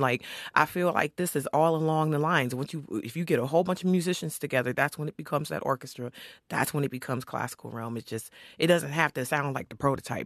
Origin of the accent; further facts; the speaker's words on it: Saint Paul, Minnesota, United States; I grew up in Rondo, the Rondo neighborhood, um, right on Carroll and Victoria